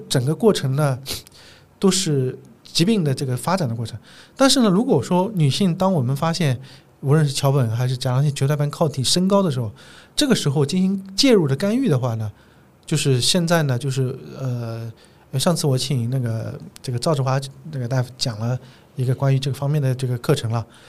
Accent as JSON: {"language": "Chinese", "region": "Zhejiang", "country": "China", "said": "因为我是浙江人嘛"}